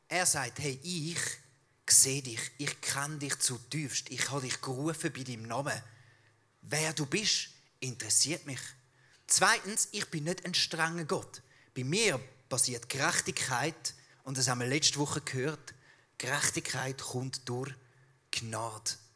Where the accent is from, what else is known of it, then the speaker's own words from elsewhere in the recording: Switzerland; accent: Swiss German; unser Schweizerdeutsch extrem eckig und kantig ist